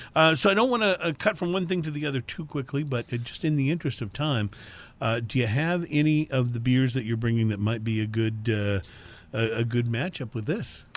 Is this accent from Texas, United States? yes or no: yes; Houston, Texas, United States; we're from Houston. We make no bones about that the, the show is heard everywhere, but, uh, we are from Houston